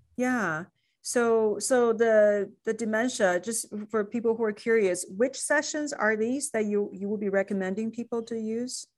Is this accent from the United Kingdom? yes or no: no; China; moved away; when I was growing up in China